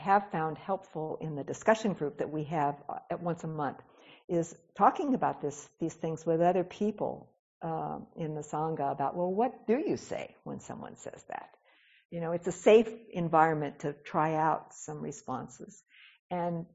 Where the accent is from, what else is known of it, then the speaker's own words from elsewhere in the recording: Etowah, the South, United States; moved away; also born or lived in Los Angeles, California; when I was a child and a young woman growing up in Etowah